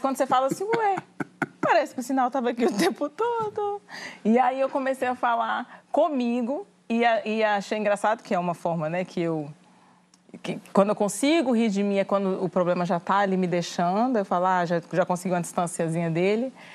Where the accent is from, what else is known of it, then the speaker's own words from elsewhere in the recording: Brasília, Federal District, Brazil; moved away; also born or lived in Goiás; eu sou do Goiás, mas eu cresci em Brasília.